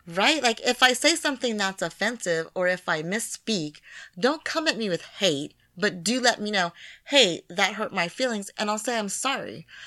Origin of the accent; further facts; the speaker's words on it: United States; being a black woman from America